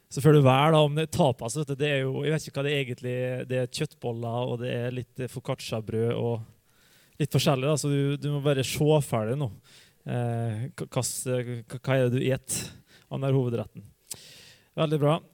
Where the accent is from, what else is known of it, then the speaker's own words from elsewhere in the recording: Hustadvika, Møre og Romsdal, Norway; moved away; jeg vokste opp i Hustavika